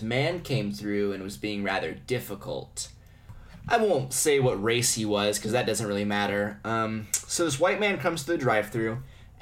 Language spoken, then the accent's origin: English; United States; As an American